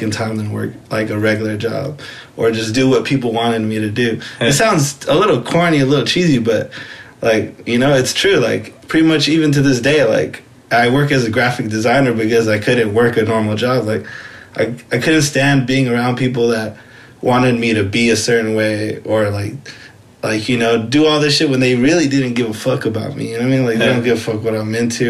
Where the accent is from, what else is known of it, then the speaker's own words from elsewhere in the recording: Rialto, California, United States; moved away as an adult; also born or lived in San Bernardino; I was born and raised in Rialto